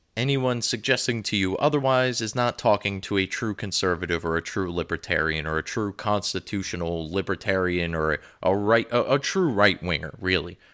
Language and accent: English; United States; I'm an American